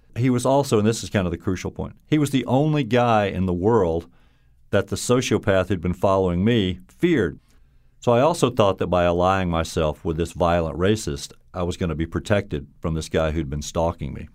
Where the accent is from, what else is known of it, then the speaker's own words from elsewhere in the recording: Baton Rouge, Louisiana, United States; accent: Southern drawl; moved away as an adult; also born or lived in Alabama; now in Connecticut, United States; I grew up in Baton Rouge, Louisiana, and my parents were from Mississippi